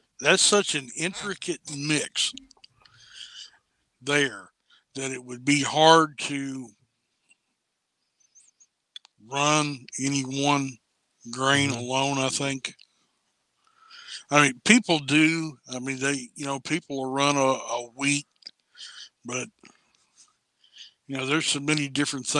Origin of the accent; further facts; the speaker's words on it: Harrison County, Kentucky, United States; here in my hometown